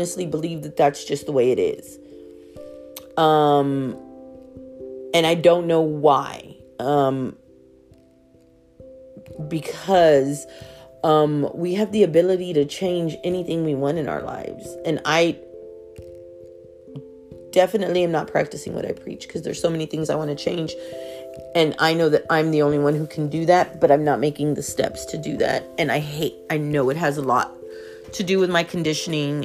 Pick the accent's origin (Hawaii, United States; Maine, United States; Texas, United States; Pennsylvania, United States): Texas, United States; Houston; I'm from Houston